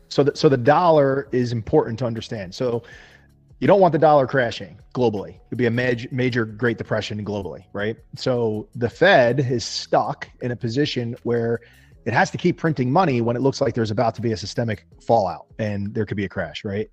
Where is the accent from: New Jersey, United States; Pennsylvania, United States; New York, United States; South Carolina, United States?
New Jersey, United States; I am from New, New Jersey in the United States of America.